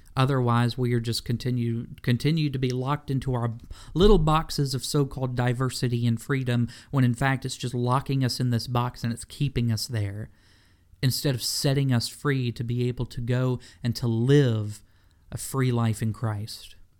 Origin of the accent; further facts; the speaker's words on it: Memphis, Tennessee, United States; I was born in Memphis, Tennessee